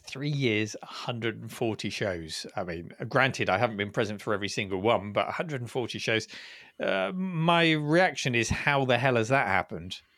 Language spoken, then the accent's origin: English; United Kingdom; as a Brit